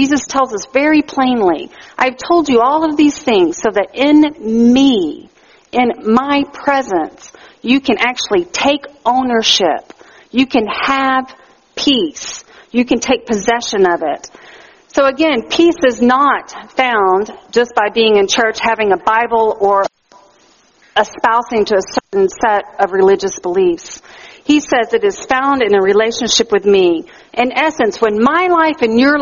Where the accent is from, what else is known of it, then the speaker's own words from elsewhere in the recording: Texas, United States; now in Canada; in the South where I grew up in Texas